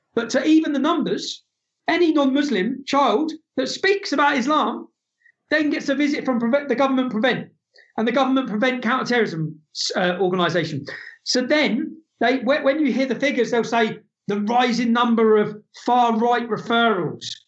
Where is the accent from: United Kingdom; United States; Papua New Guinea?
United Kingdom; England; I'm the son of an Irish immigrant. I'm not alienated. I'm a, I'm English.